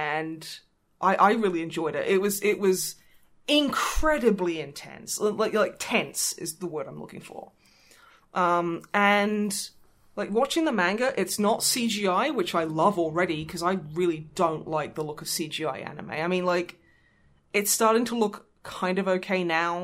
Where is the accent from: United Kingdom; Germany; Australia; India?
Australia; moved away; As an Australian